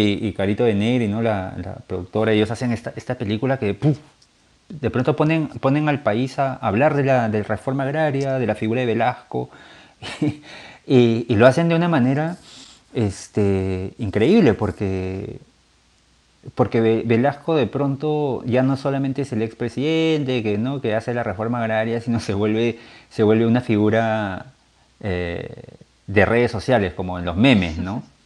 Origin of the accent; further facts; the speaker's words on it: Peru; como peruanos